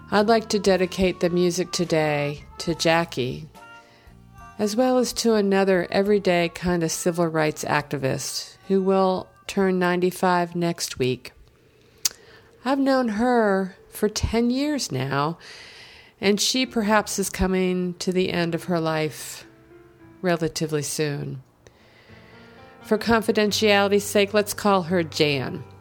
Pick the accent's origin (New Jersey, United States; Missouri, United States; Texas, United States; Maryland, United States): New Jersey, United States; I grew up in South Jersey